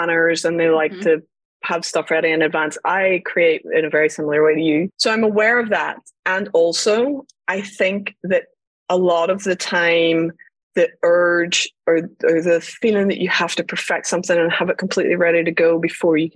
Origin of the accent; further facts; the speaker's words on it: Northern Ireland, United Kingdom; I grew up in Northern Ireland during the Troubles